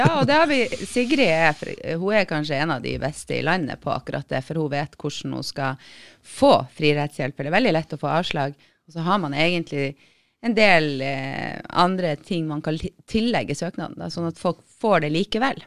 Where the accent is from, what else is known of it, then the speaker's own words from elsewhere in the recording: Tromsø, Troms, Norway; accent: northern Norwegian; jeg er fra Tromsø